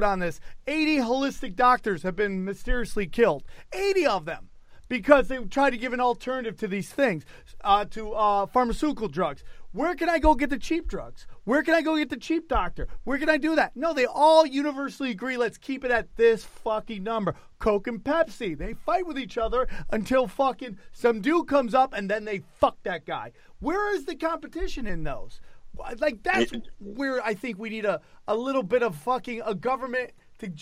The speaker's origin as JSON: {"language": "English", "country": "United States", "said": "as an American"}